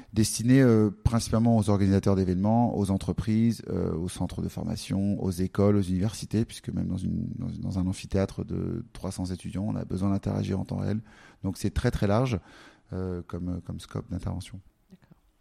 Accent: Paris, Île-de-France, France; J'allais dans un, un, café à Paris qu'on connaît bien quand on est parisien

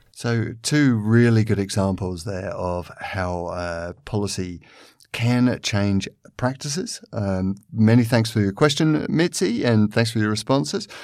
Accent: London, United Kingdom; I come from London, which is a city which is where most people move around on a day to day basis by the underground.

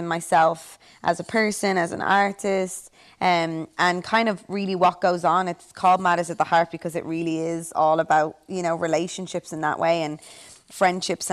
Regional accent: Ireland

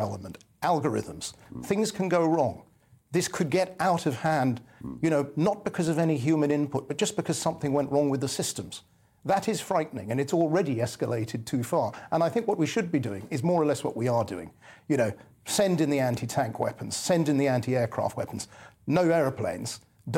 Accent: England, United Kingdom; I'm English

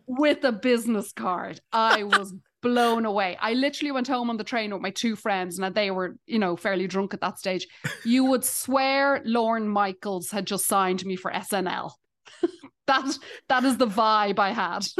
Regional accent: Ireland; accent: Irish; now in Canada; I'm Irish

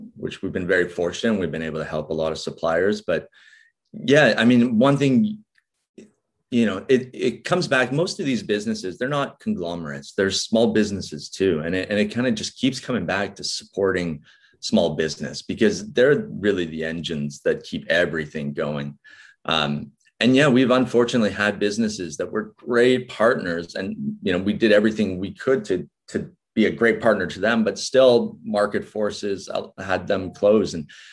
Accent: Vancouver, British Columbia, Canada; moved away; also born or lived in Norfolk Island; i'm from vancouver so the west coast of canada

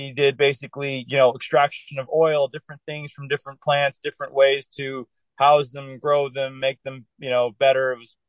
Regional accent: California, United States; also born or lived in Denver, Colorado; I was born in Colorado, lived there for a month. My dad got a job out here, actually in the Northern California area. So lived here for 5 years

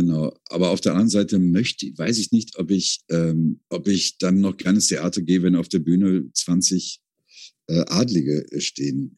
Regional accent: Rhineland, Germany; moved away as an adult; now in Vienna, Austria; ich bin Rheinländer

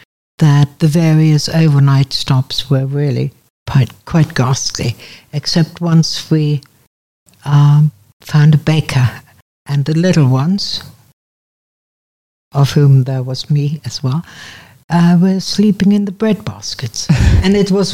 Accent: Münster, North Rhine-Westphalia, Germany; born there; I was born in Germany, in a town called Münster, Westphalia

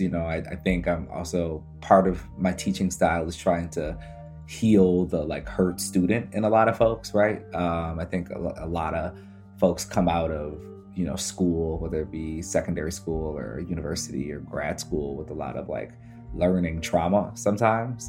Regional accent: Midwest, United States; I'm from the Midwest and we're actually the middle of the country

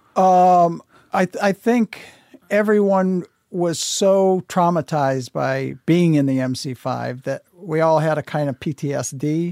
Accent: United States; I'm an American. I live here

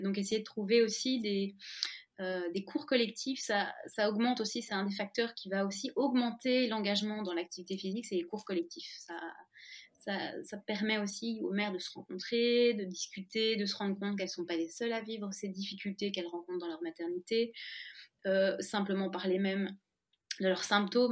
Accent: France; now in Belgium; je suis française, mais je vis en Belgique

